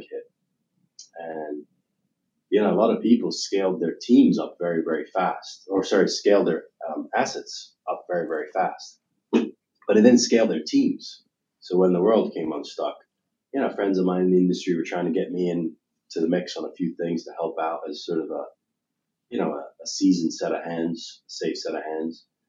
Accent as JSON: {"language": "English", "country": "United Kingdom", "tie": "born or raised there", "moved": "yes", "said": "I'm an American, I'm proud of it, uh, but I was born and raised in the United Kingdom."}